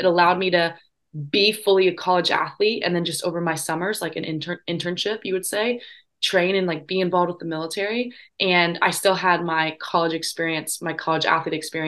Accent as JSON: {"language": "English", "region": "Indiana", "country": "United States", "tie": "born or raised there", "moved": "as an adult", "said": "I grew up in Indiana"}